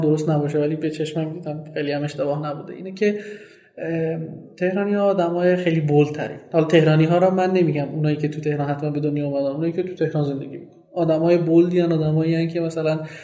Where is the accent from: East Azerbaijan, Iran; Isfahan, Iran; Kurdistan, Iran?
Kurdistan, Iran; Sanandaj; first language Kurdish; Persian is a second language; now in Tehran, Iran; من زبون اصلیم و زبون مادریم کردیه و تو چند سال اخیر خیلی کم رفتم به قولی سنندج